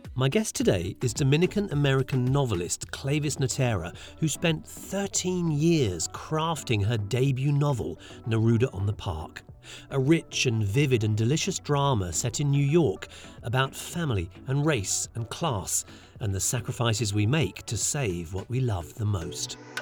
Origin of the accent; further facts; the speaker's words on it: England, United Kingdom; also born or lived in India; now in United States; I was born in India, grew up in England, and now I live in America.